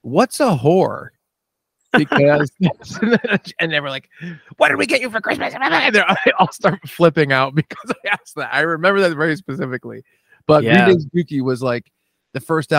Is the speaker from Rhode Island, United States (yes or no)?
yes; Bristol, Rhode Island, United States; also born or lived in Warren, Rhode Island / Providence, Rhode Island; I was born in Providence, but yeah, I grew up in Warren until I was like five, and then I made the big move to Bristol, Rhode Island, which was six minutes down the road.